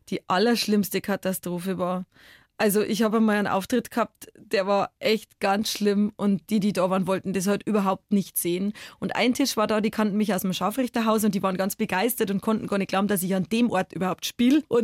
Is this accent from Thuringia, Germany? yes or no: no; Bavaria, Germany; ich komme aus Bayern, aus einer Kultur, wo es ganz normal ist, dass man mit 16 vor der ersten Maß Bier sitzt